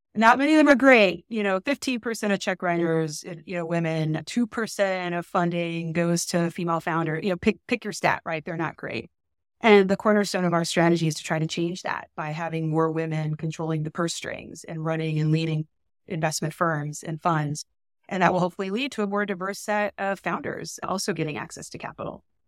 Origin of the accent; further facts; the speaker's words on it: San Antonio, Texas, United States; I'm from San Antonio, Texas.